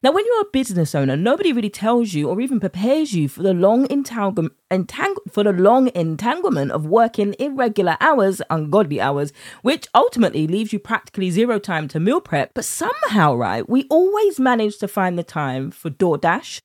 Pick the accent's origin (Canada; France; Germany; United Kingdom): United Kingdom; accent: British; my British accent